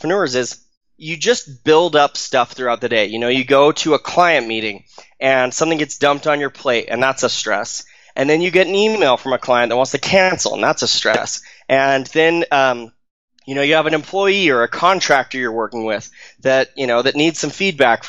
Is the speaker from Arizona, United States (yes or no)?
yes; Arizona, United States; now in Utah, United States; I grew up in Arizona. I live in Utah now